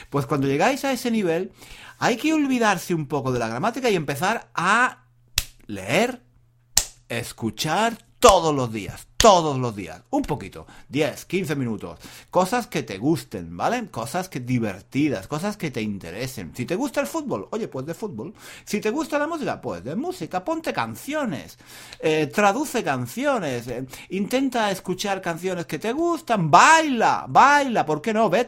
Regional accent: France; Spanish is a second language; Eh, yo soy, yo soy mm, francés.

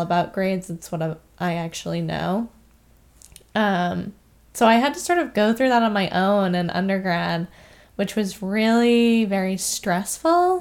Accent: Vermont, United States; moved away as an adult; I am a native of Vermont

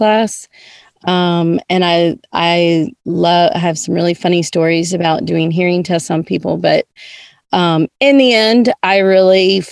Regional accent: Nashville, Tennessee, United States; moved away as an adult; also born or lived in Georgia; now in Jackson, United States; I was born and raised in Nashville, Tennessee

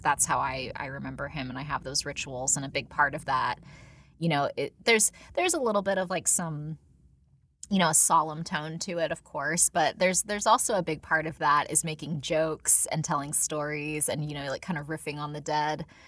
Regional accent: San Diego, California, United States; I, I, you know, was born and raised in San Diego.

